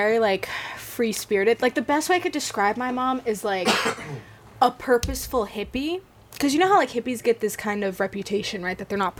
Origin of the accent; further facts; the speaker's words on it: Northern Virginia, United States; moved away as an adult; also born or lived in Los Angeles, California; I was raised in Northern Virginia in the DMV area.